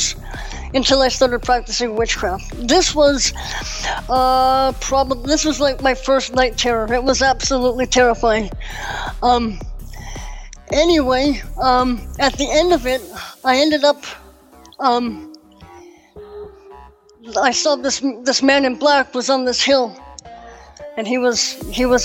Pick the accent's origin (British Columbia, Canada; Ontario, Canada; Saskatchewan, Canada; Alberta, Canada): British Columbia, Canada; Victoria; also born or lived in Langford, British Columbia; I'm from Canada and up here in British Columbia. I grew up for the first part of my life up until my teens in Victoria